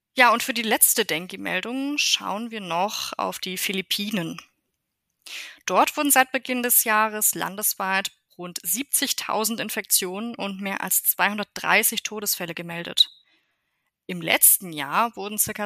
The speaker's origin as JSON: {"language": "German", "country": "Germany", "said": "bei uns in Deutschland"}